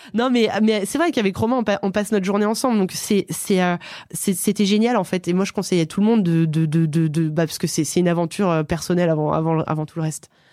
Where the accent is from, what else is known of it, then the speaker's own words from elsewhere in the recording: Aix-les-Bains, Auvergne-Rhône-Alpes, France; Je viens d'Aix-les-Bains. C'est une ville en Savoie, au bord du lac du Bourget